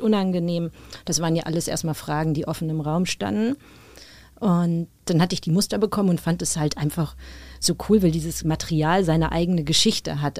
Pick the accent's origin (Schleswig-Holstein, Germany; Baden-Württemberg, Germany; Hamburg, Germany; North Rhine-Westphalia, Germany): Hamburg, Germany; ich spiele seit meiner Kindheit Tennis, äh, damals noch beim UAC in Hamburg